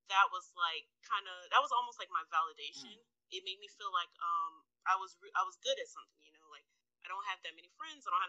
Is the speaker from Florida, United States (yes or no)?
yes; Jacksonville, Florida, United States; Um, I'm from Jacksonville, Florida